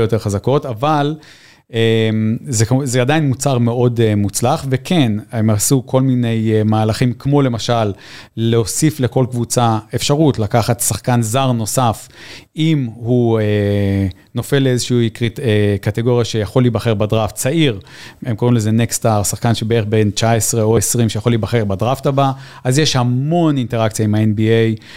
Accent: Israel; moved away as an adult; also born or lived in New Zealand; זה הבית שלנו, פה המשפחה שלנו, היה לנו משפחה גדולה, אבל אנחנו מכאן

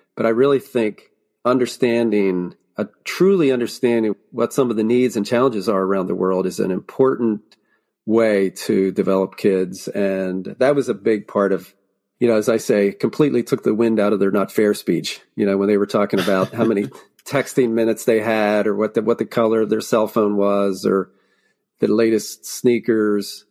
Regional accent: Lancaster County, Pennsylvania, United States; born or raised there

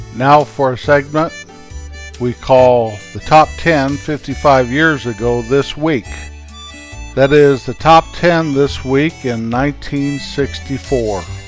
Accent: Rocky Mountains, United States; raised in the Rocky Mountains

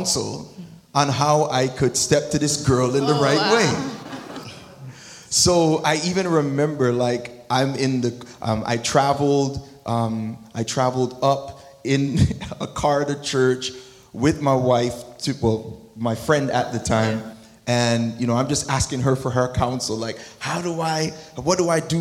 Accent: Toronto, Ontario, Canada; moved away; also born or lived in United States; I'm American, but there's Scarborough in here, too.

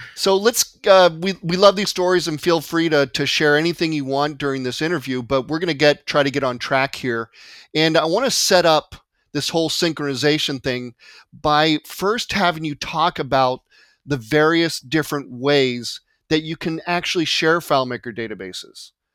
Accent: California, United States; also born or lived in Marietta, Georgia; I'm born and raised in California

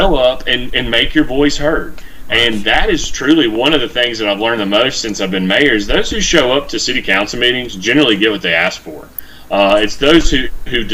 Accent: Columbia, United States; I'm from Columbia. I know its people. I'm friends, lifelong friends with folks here.

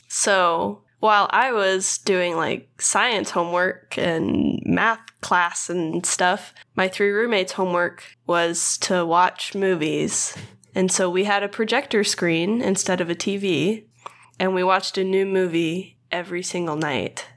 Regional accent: Louisiana, United States; moved away; I am from Louisiana, where the humidity is the worst in the entire world.

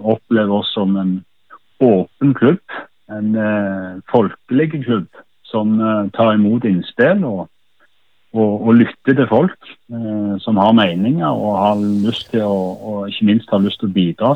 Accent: Sola, Rogaland, Norway; moved away; Sola klubben i mitt hjerte der jeg vokste opp som håndballspiller i den hallen

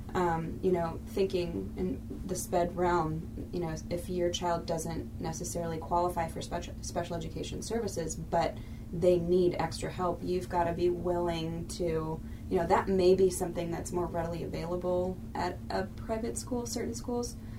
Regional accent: St. Louis, Missouri, United States; I grew up in St. Louis and attended a public school, Brentwood

